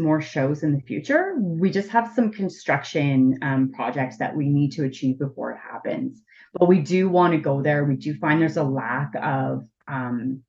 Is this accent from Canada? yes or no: yes; Ottawa, Ontario, Canada; I grew up in Ottawa, so I was really, really like in the city.